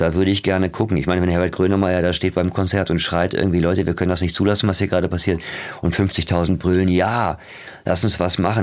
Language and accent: German; Ruhr area, North Rhine-Westphalia, Germany; Das war halt so Ruhrgebiet wie jetzt auch, das Armenhaus quasi ähm, der BRD. Jetzt ist es das Armenhaus von Gesamtdeutschland da wo ich aufgewachsen bin